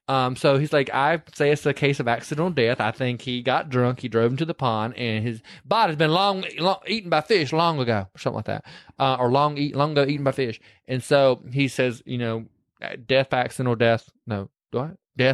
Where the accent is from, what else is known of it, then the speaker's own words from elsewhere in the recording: the South, United States; I'm from the South.